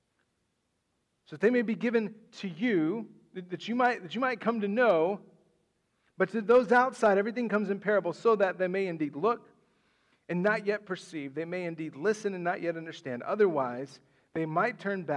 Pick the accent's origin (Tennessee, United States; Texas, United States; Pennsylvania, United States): Texas, United States; West; moved away; where I grew up in West Texas